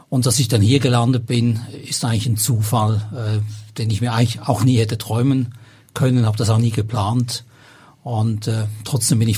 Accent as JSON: {"language": "German", "town": "Basel", "region": "Basel-Stadt", "country": "Switzerland", "tie": "born or raised there", "also_born_or_lived": "Zürich", "moved": "as an adult", "lives_now": "Hamburg, Germany", "said": "ich bin in Basel"}